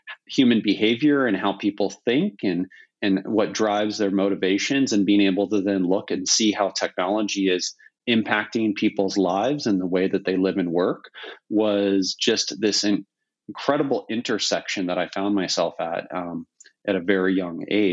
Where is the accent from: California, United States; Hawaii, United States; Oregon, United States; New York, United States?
California, United States; Silicon Valley; growing up in Silicon Valley